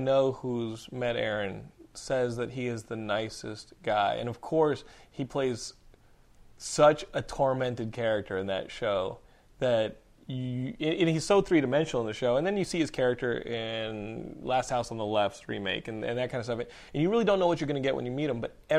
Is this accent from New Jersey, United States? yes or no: no; Austin, Texas, United States; moved away; I'm from Austin, and I can always just go home and see my parents.